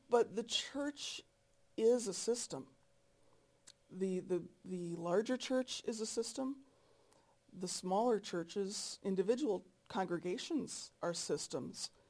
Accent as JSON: {"language": "English", "region": "North Dakota", "country": "United States", "said": "I'm from North Dakota."}